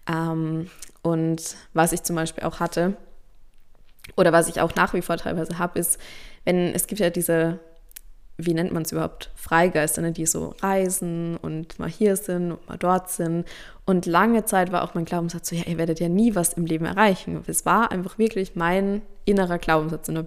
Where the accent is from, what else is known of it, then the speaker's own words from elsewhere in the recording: Austria; Zumindest bei uns in Österreich, in Deutschland, in der Schweiz ist es so, da weiß ich das.